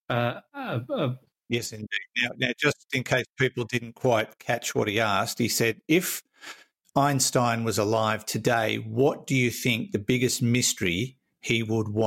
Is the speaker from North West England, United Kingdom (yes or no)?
no; Sunderland, North East England, United Kingdom; I'm from Sunderland in the UK.